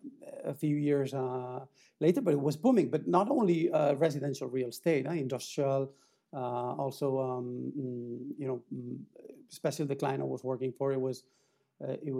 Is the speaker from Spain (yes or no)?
yes; Reus, Catalonia, Spain; moved away as an adult; also born or lived in Barcelona / Paris; I grew up in Tarragona, in Reus